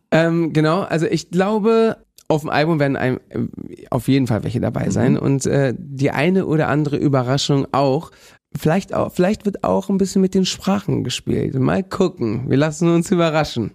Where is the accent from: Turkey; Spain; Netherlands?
Spain; Bendinat, Balearic Islands; moved away; Ich komme ja aus Bendinat